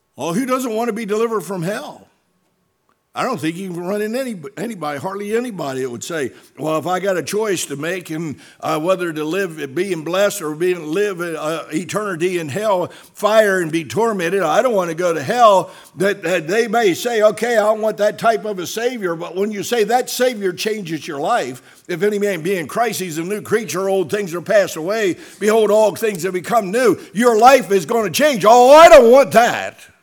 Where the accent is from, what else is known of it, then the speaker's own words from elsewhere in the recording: Salem, United States; Doctor Paul Vandermim's from my hometown in Salem